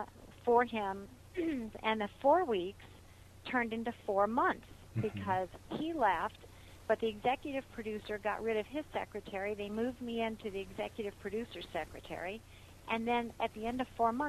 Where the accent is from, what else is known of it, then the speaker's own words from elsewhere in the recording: Arizona, United States; moved away as an adult; also born or lived in Hollywood; now in Los Angeles, United States; And I grew up in Arizona, and when I was 22, I think it was, it's so long ago I can't really remember, I decided to make the pilgrimage to Hollywood.